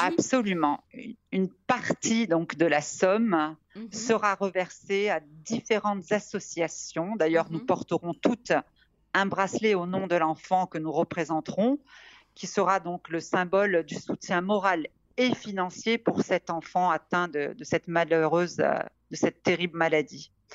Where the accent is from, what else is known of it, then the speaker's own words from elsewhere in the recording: Casablanca, Casablanca-Settat, Morocco; now in France; je suis née à Casablanca, d'où mon surnom, et je navigue entre deux cultures, l'occidentale et l'orientale